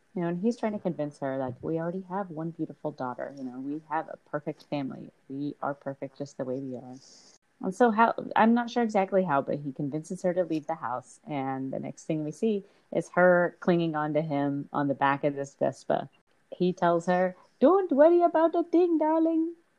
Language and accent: English; Texas, United States; growing up in Texas where hardly anything moved